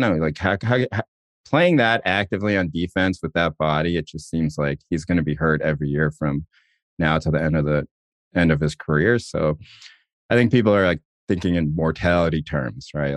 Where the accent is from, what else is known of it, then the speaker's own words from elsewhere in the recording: Chapel Hill, North Carolina, United States; me, are growing up in Chapel Hill and you're not white